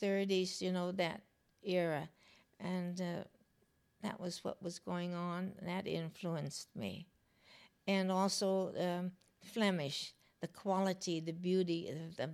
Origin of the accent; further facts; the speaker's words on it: United States; also born or lived in Los Angeles / New York; I was raised here and in New York.